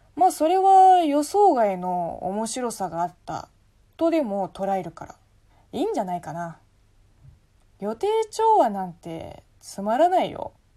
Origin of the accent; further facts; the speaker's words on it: China; Japanese is a second language; moved away as an adult; now in Japan; 本国の大学を卒業して5年間いろんなところで働いてから日本に来た